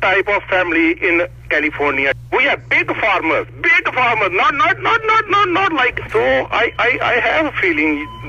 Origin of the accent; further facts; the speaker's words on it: Punjab, India; now in Concord; I'm from India.